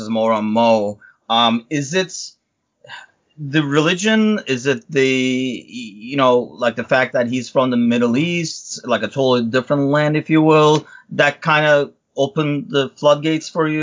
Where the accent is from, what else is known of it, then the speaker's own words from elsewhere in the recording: Turkey; moved away; I'm originally from Turkey